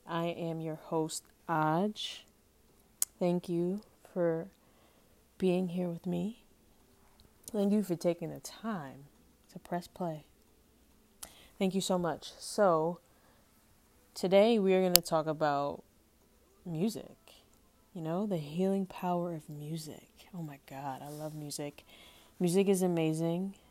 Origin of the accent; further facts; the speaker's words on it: New York City, New York, United States; growing up in Harlem, growing up in New York